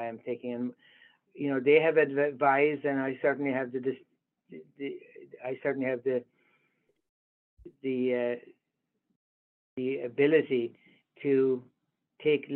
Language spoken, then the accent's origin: English; Ireland; moved away as an adult; now in United States; growing up in Ireland